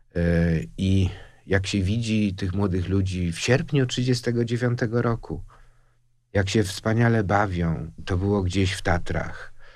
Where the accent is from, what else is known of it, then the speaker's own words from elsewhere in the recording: Łódź, Łódź Voivodeship, Poland; się urodziłem w Łodzi w 1949 roku